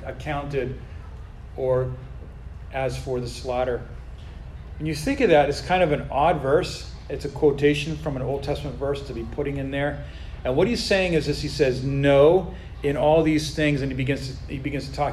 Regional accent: United States; we as American Christians

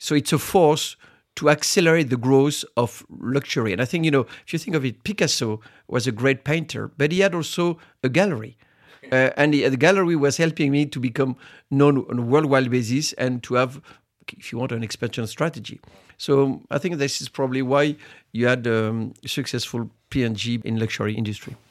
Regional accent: Reims, Grand Est, France; I was born in Reims, which is the city of Champagne. And, uh, as a teenager to make money, I, I was harvesting grapes

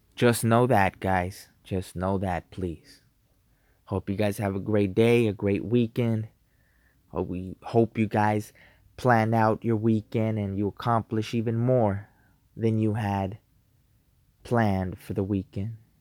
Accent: United States; I'm an American. I'm a patriot.

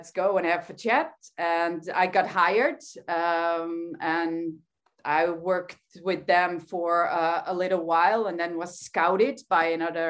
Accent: Netherlands; I'm from the Netherlands

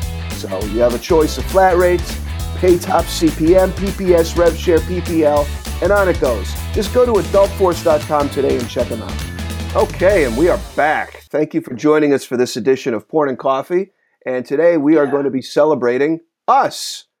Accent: Texas, United States; That is absolutely correct. We are known as the Lone Star State.

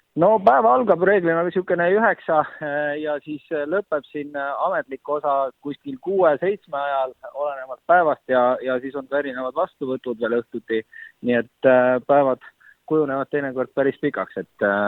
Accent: Estonia; ma olen Eestist

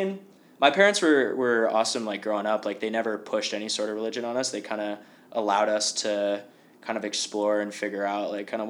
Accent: Columbus, Ohio, United States; moved away as an adult; also born or lived in Cincinnati, Ohio; now in Chicago, United States; Columbus. Born and raised in Columbus. Went to college in Cincinnati, so about 2 hours south.

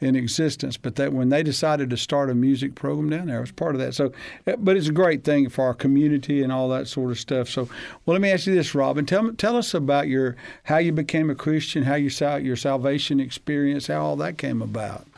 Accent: Huntsville, Alabama, United States; I grew up in Hansville, Alabama

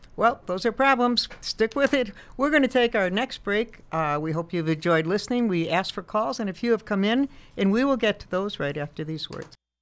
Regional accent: Chicago, Illinois, United States; moved away; I grew up in Chicago

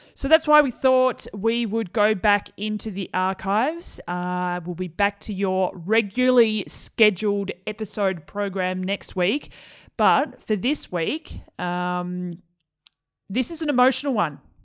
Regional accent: Melbourne, Victoria, Australia; my hometown of Melbourne

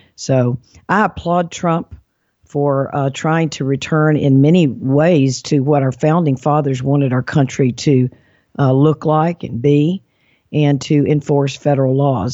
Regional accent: Mississippi, United States; moved away; also born or lived in Alabama; I'm from Mississippi, and I'm proud of that state

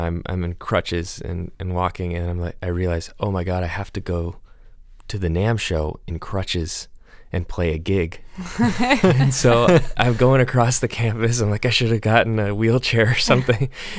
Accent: Encinitas, California, United States; I'm also from this area, so I grew up in Encinitas

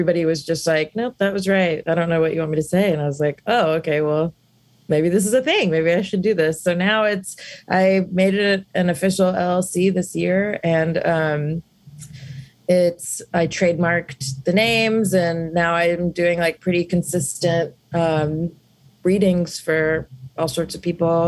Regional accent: South India, India; So I've been raised Hindu and I'm from South India.

